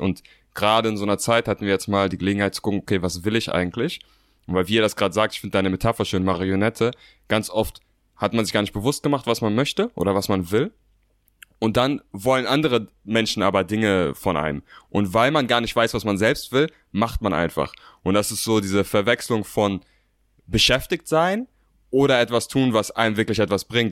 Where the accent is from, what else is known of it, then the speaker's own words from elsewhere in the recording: Berlin, Germany; Ich bin 27 Jahre alt, bin Berliner und bin Co-Founder der Motivation Bros.